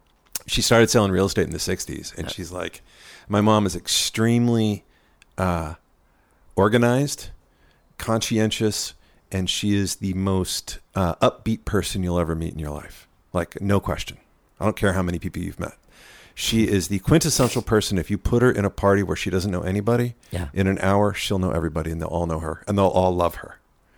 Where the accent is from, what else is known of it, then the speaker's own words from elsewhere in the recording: Claremont, California, United States; Outside of LA, a town called Claremont.